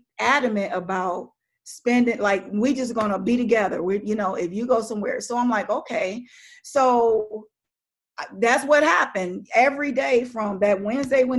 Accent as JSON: {"language": "English", "region": "Missouri", "country": "United States", "moved": "yes", "said": "I'm from Missouri, so we would go back there"}